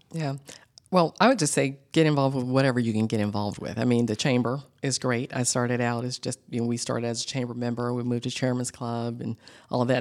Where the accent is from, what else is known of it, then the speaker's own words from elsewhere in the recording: Atlanta, Georgia, United States; I grew up in Atlanta, born and bred, and I'm a Grady baby